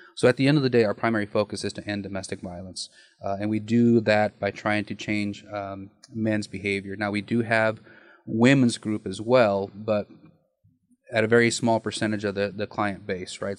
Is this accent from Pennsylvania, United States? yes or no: no; Nyssa, Oregon, United States; now in Kuna, United States; Born and raised in Nyssa, Oregon